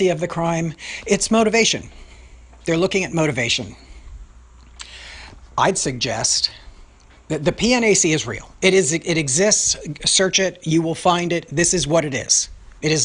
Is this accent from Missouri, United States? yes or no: no; New York City, New York, United States; Being a New Yorker